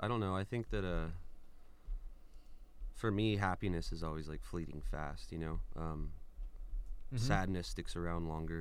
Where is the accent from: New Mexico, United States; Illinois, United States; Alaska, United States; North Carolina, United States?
New Mexico, United States; Farmington; now in Tyler, United States; I'm originally from Farmington, New Mexico